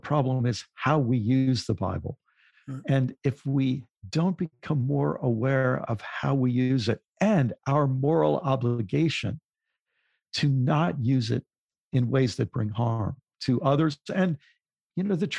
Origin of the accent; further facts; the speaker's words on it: United States; as someone in the U.S., as a white person in the U.S.